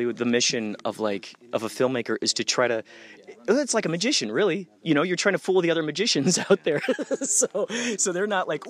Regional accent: Chicago, Illinois, United States; Out in Chicago.

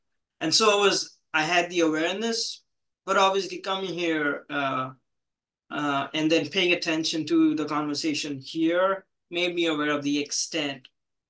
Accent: India; moved away as an adult; also born or lived in Kuwait; now in United States; I grew up in India. I was born in Kuwait. I grew up in India. I moved here in 2014.

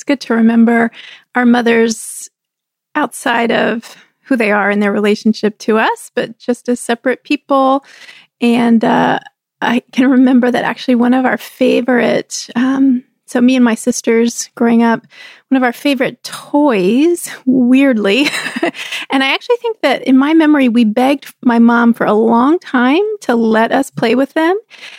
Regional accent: Texas, United States; we were growing up in Texas.

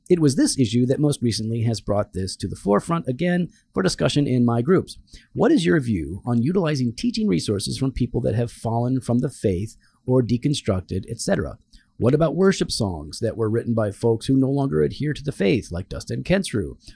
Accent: Canada; that and I'm Canadian.

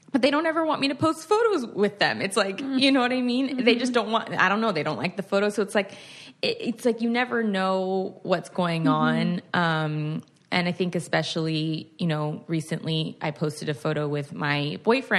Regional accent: California, United States; So I grew up in California.

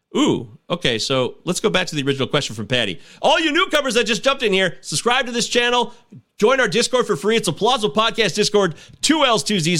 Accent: Midwest, United States; I'm a Midwesterner

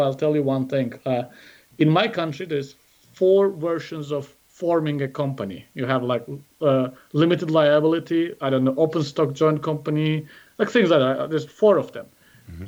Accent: Azerbaijan; also born or lived in San Jose, United States; went back to uh, to Azerbaijan, established a venture there called Golden Pay

